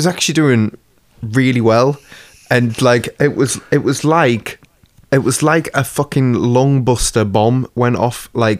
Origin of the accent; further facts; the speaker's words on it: England, United Kingdom; we're English